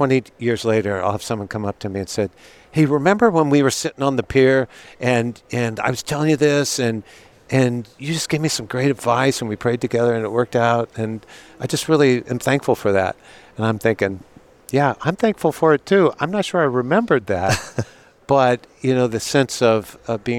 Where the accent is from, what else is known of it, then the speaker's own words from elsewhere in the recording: Seattle, Washington, United States; I grew up in Seattle, Navy town